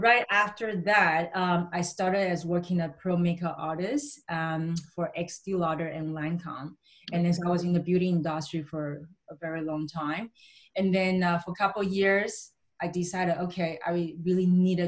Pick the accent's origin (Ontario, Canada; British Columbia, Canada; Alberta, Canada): British Columbia, Canada; Vancouver; growing up in Vancouver